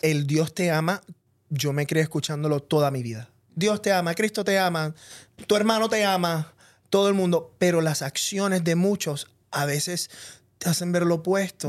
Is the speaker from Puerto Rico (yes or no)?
yes; Puerto Rico; yo me crié en Puerto Rico, donde todos somos puertorriqueños